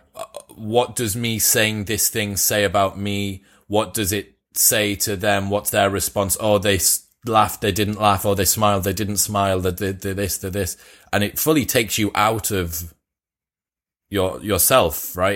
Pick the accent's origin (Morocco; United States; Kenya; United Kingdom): United Kingdom; Teesside, North East England; I'm from Teesside